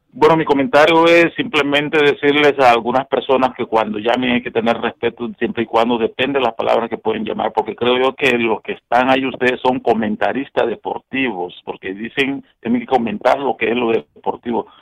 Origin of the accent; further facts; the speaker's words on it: Honduras; moved away; yo soy catracho